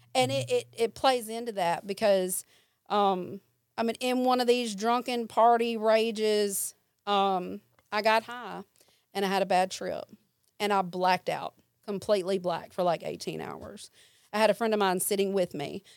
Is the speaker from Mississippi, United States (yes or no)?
yes; Jackson, Mississippi, United States; I stayed with my mom and my stepdad, and then I would visit my grandmother in South Jackson. And so I had friends here, friends there